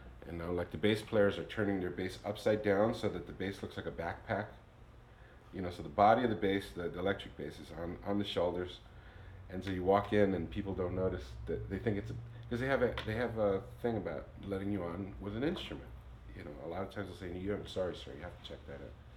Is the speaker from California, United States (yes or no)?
no; New York City, New York, United States; growing up in New York helps you have a network of diversity, you know. So I grew up with a bunch of different musicians